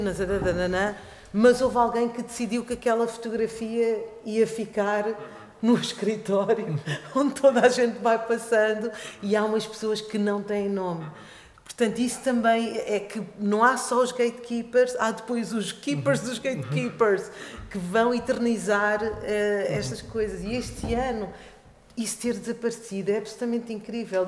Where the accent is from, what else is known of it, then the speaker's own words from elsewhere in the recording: Portugal; also born or lived in Africa; eu trabalho muito, tenho trabalhado nos últimos anos muito em África, onde eu nasci, mas que toda a minha vida eu vivi em Portugal